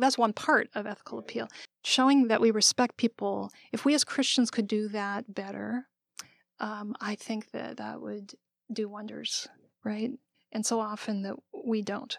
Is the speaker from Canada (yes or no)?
yes; Canada; now in United States; I was born and raised in Canada